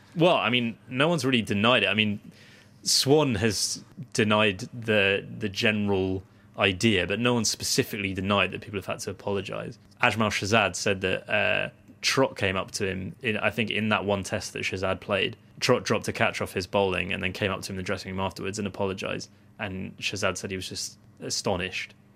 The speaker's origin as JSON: {"language": "English", "country": "United Kingdom", "said": "as British people"}